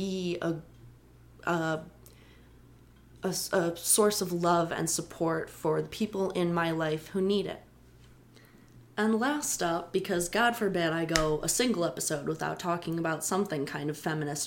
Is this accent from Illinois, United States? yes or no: yes; Chicago, Illinois, United States; I am a hometown girl. I love Chicago. I love my hometown